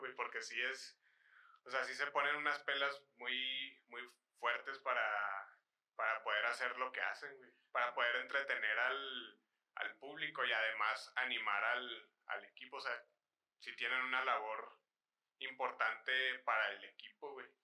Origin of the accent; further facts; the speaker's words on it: Mexico; nuestra cultura como sociedad mexicana